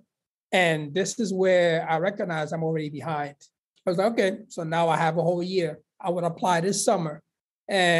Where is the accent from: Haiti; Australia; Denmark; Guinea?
Guinea; moved away; also born or lived in Sierra Leone; my family actually had to flee because there was a civil war in Sierra Leone. So they went to the neighboring country of Guinea.